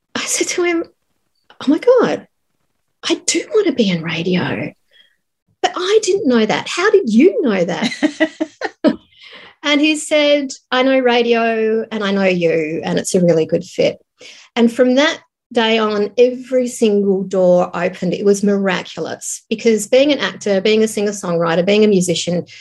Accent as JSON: {"language": "English", "region": "Tasmania", "country": "Australia", "tie": "born or raised there", "also_born_or_lived": "Sydney", "moved": "as an adult", "said": "I was living in Sydney because I grew up in Tasmania"}